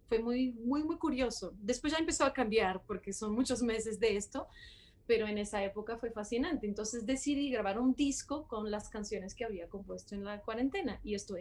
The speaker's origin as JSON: {"language": "Spanish", "town": "Porto", "region": "Norte", "country": "Portugal", "also_born_or_lived": "Barcelona / Boston / Paris / Brussels", "second_language": "Spanish", "moved": "yes", "lives_now": "Bogotá, Colombia", "said": "yo soy de Portugal, de Porto, em, pero he viajado mucho, mucho por todo el mundo y viví en muchas ciudades diferentes"}